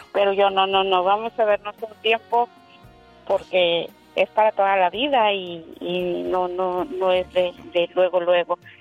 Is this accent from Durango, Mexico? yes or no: yes; Durango, Mexico; nosotros somos de Durango